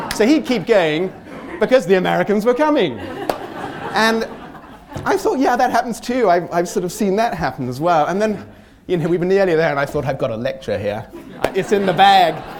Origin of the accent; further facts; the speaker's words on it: United Kingdom; it's very deep in our psyche as a British people